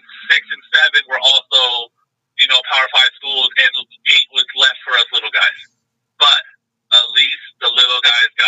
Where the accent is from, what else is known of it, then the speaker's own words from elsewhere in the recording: Southern California, United States; born and raised in Southern California